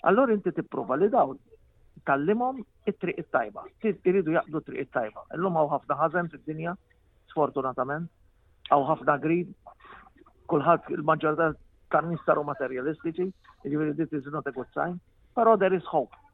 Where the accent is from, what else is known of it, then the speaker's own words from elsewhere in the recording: Floriana, Malta; moved away as an adult; also born or lived in Australia; Minn mindu konzert tifel il-Furjana